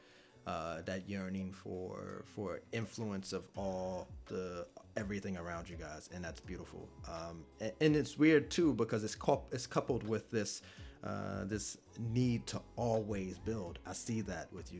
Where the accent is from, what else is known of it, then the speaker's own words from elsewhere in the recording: Virginia, United States; I'm from Virginia